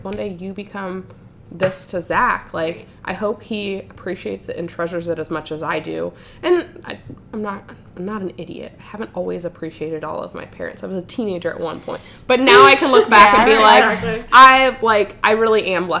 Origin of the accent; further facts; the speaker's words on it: Ohio, United States; also born or lived in Florida; I moved from Florida to Ohio with my mom.